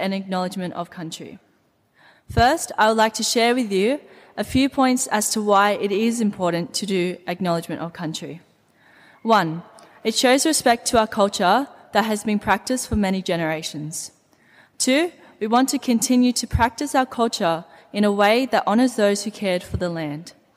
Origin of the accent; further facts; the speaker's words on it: Campbelltown, New South Wales, Australia; I am a proud Dungadi and Wiradjuri woman born and raised in Campbelltown